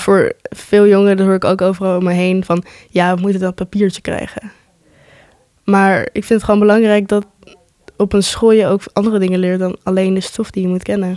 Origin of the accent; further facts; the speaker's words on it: Netherlands; ik ben eh, geboren en getogen in Nederland